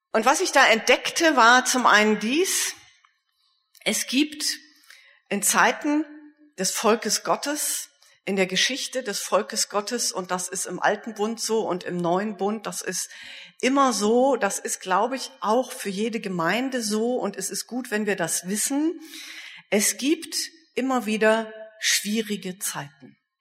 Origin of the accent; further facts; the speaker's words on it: Germany; ich komme ja nur aus Deutschland